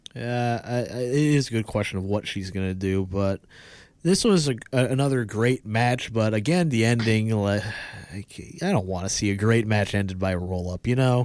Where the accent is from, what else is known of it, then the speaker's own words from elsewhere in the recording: United States; as an American